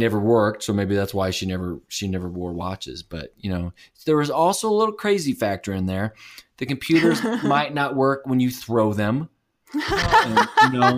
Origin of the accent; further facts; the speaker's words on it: St. Louis, Missouri, United States; I'm from St. Louis, and we have White Castles